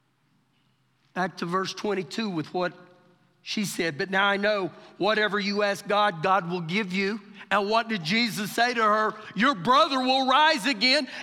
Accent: Oklahoma, United States; now in Lubbock, United States; we're from Oklahoma, I'm from Oklahoma.

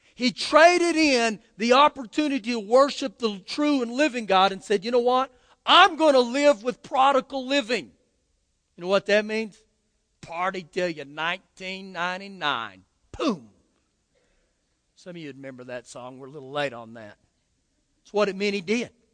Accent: Oklahoma, United States; moved away; I grew up back in Oklahoma

